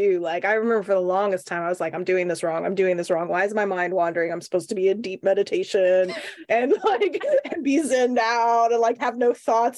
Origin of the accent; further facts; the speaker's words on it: Oklahoma, United States; growing up in Oklahoma